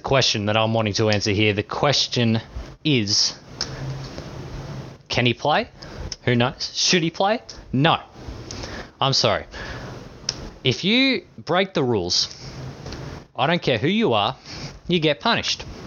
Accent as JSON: {"language": "English", "country": "Australia", "accent": "Australian", "said": "I am Australian"}